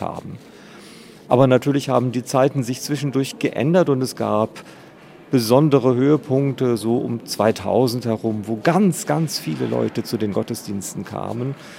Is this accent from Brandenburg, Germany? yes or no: no; East Frisia, Lower Saxony, Germany; now in Schwerin, Germany; Ich komme aus Ostfriesland, aus einer dörflichen Gemeinde in Ostfriesland